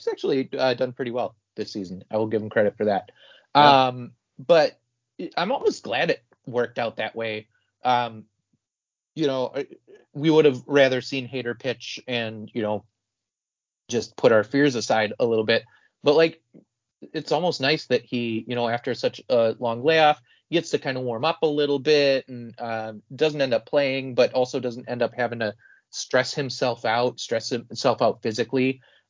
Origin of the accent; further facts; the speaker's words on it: northern Wisconsin, United States; I am from very northern Wisconsin.